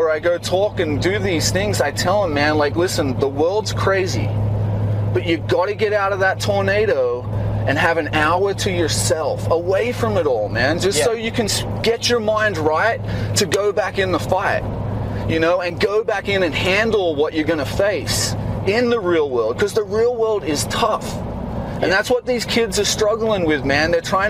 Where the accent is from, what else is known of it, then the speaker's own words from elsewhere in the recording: Australia; moved away; I'm originally from Australia. Right. That's where I grew up, and I was so blessed to grow up in Australia on a farm.